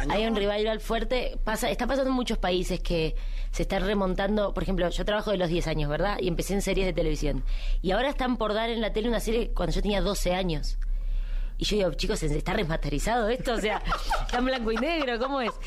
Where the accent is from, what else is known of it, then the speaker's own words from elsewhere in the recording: Argentina; en mi país en Argentina